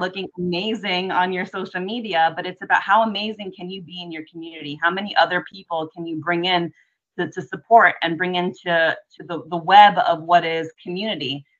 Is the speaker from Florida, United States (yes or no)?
yes; just outside of Lemon City, South Florida, United States; I grew up in South Florida, or uh, just outside of Lemon City